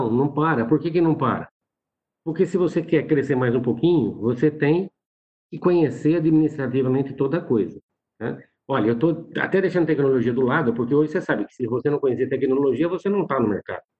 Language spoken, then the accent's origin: Portuguese; São Carlos, São Paulo, Brazil; É, eu sou é, de São Paulo, do interior de São Paulo, né, de São Carlos.